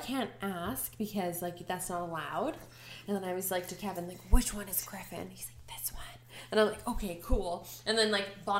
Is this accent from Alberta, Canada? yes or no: yes; Calgary, Alberta, Canada; Like, we're from Calgary.